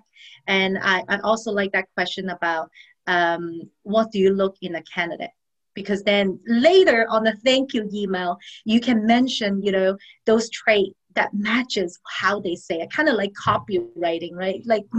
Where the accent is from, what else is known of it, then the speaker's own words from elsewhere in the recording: Orlando, Florida, United States; I am actually from Orlando, Florida, the happiest place on earth